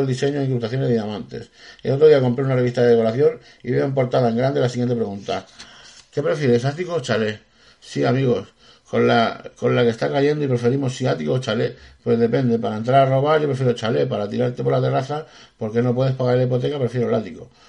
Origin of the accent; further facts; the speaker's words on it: Spain; somos los españoles emprendedores